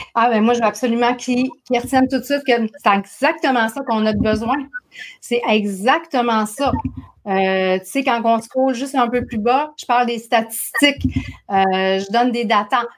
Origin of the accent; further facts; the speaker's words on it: Saguenay, Quebec, Canada; accent: Saguenay; mon accent du Saguenay